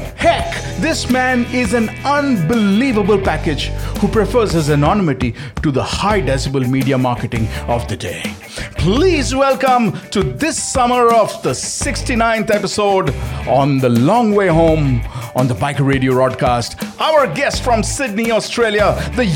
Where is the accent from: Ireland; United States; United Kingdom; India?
India; Jamshedpur, Jharkhand; my hometown, Jamshedpur